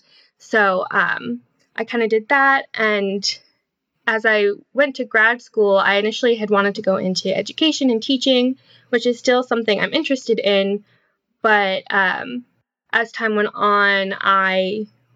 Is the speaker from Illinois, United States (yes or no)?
no; Massachusetts, United States; moved away as an adult; also born or lived in Vermont; I grew up in Massachusetts